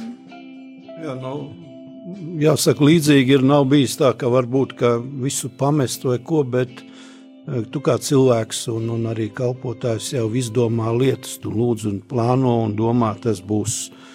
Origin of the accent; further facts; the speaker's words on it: Talsi, Latvia; also born or lived in Riga, Latvia; now in Čekava, Latvia; es esmu dzimis Tausos